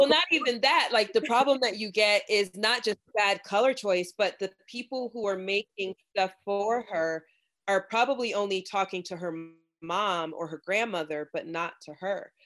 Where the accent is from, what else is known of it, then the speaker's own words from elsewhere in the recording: Florida, United States; I am from Florida, and my family is Jamaican, and I I did grow up in the sun